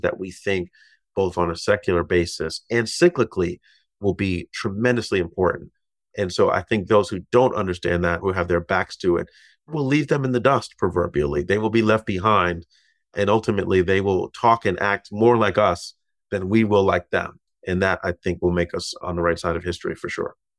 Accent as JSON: {"language": "English", "region": "Massachusetts", "country": "United States", "tie": "born or raised there", "moved": "yes", "lives_now": "New York, United States", "said": "my home state of Massachusetts"}